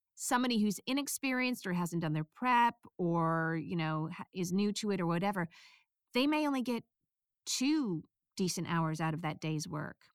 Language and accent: English; United States; accent: American; my bass accent is American